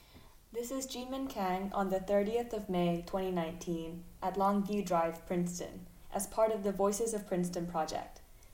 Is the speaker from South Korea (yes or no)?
yes; South Korea; moved away as an adult; now in Pittsburgh, United States; We're both from Korea.